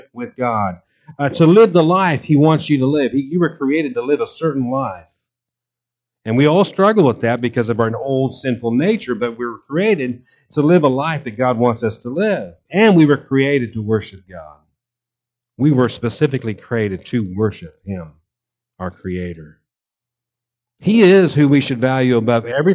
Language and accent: English; Kansas, United States; I grew up in Kansas, and I remember hailstorms as a kid